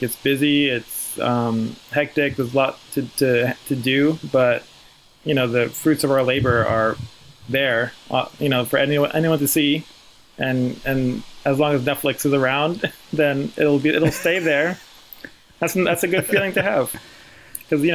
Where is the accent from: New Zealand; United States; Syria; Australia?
United States; New York City, New York; I grew up in the Bronx